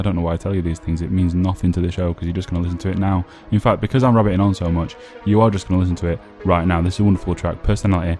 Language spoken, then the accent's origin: English; the north of England, United Kingdom; now in Royston, United Kingdom; I'm from Northern England